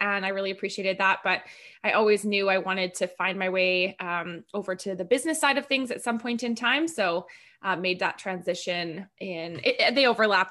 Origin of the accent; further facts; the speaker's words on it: Edmonton, Alberta, Canada; moved away as an adult; also born or lived in Calgary / Vancouver; now in Penticton, Canada; I grew up in Edmonton and spent 10 years in Calgary and Vancouver and then here